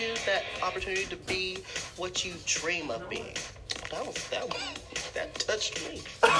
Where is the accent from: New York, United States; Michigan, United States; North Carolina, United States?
North Carolina, United States; Ramseur; I'm 24 years of age, and I'm from Ramsor, North Carolina.